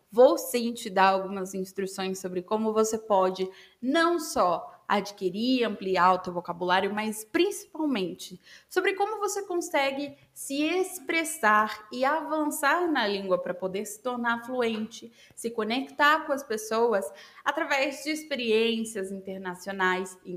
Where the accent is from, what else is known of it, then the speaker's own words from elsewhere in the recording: Brazil; sou brasileira